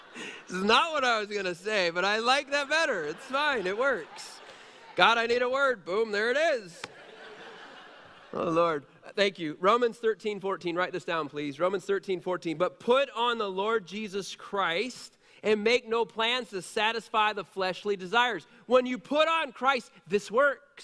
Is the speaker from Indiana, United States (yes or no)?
yes; Middlebury, Indiana, United States; I grew up on Highland Drive in Middlebury